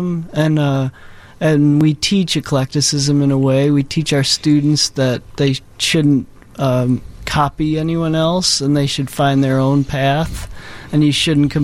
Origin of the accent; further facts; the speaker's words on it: United States; being an American composer